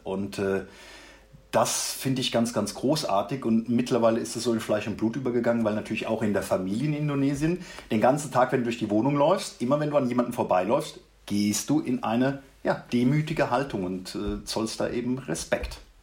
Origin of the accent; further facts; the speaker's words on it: Mannheim, Baden-Württemberg, Germany; now in Ruppertshain, Germany; Ich komme ursprünglich aus Mannheim